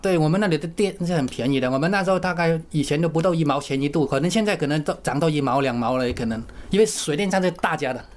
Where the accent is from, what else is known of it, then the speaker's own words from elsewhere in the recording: Hezhou, Guangxi, China; moved away as an adult; 我是广西贺州那边，就是离桂林很近，就是你们去桂林都会经过我们贺州的